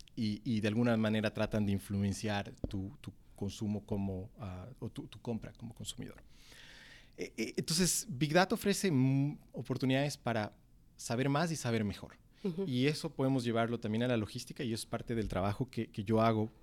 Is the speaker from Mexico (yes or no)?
no; Cuenca, Azuay, Ecuador; moved away; los cuencanos extrañamos del motepillo